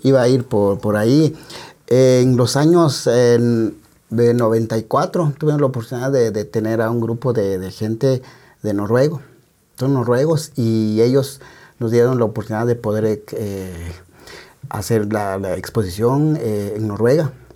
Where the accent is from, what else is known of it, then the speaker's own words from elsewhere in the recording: San Juan Comalapa, Chimaltenango, Guatemala; en mi pueblo, Comalapa